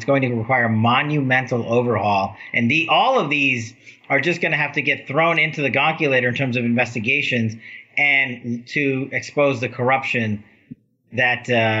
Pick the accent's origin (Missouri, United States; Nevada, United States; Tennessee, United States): Nevada, United States; my home state of Nevada